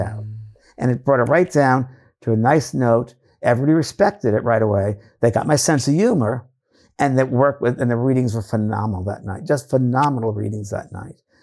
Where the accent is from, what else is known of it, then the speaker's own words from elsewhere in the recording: New York, United States; now in California, United States; I'm from New York